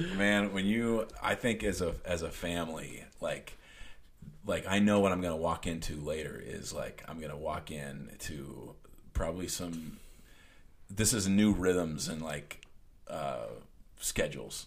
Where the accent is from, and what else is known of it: Junction City, United States; born or raised there